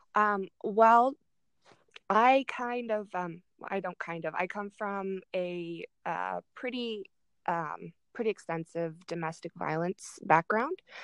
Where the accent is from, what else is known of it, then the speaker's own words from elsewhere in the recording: Germany; now in Arizona, United States; I grew up in Germany